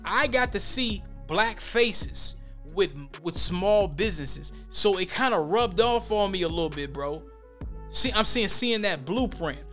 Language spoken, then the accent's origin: English; Minneapolis, Minnesota, United States; growing up in the West Bank